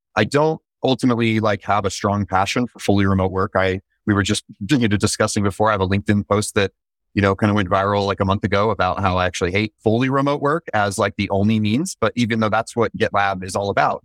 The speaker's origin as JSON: {"language": "English", "region": "Utah", "country": "United States", "also_born_or_lived": "San Francisco", "moved": "yes", "lives_now": "Orange County, United States", "said": "I'm originally from Utah"}